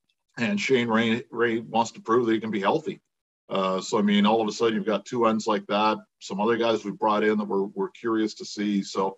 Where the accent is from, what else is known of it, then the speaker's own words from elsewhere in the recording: Kingston, Ontario, Canada; living in Kingston, which is, you know, halfway between the two and kind of the bottom of the triangle, if you include Ottawa.